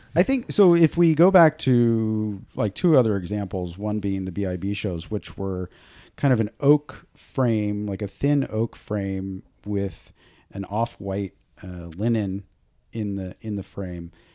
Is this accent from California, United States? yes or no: yes; Boonville, California, United States; I grew up in Booneville, California, way out in the middle of nowhere.